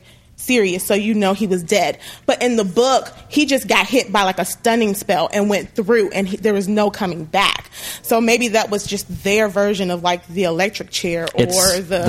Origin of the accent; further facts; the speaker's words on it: Washington, District of Columbia, United States; I'm from Washington, D.C.